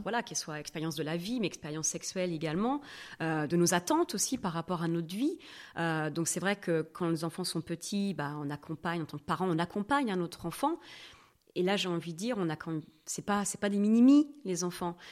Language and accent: French; Normandy, France; first language French; moved away as an adult; also born or lived in Vienna, Austria; now in Switzerland; Moi, je viens de Normandie